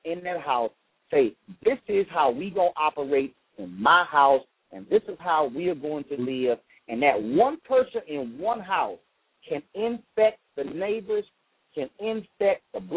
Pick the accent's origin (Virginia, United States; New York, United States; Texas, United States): Texas, United States; Houston; I grew up in Clinton Park, a neighborhood in Houston, Texas